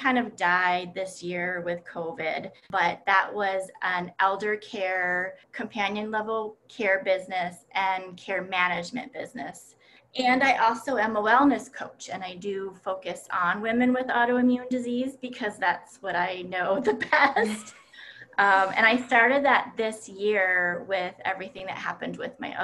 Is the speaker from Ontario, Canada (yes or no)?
yes; Timmins, Ontario, Canada; moved away as an adult; now in Rochester, United States; I grew up in a very cold climate up in Timmins, Ontario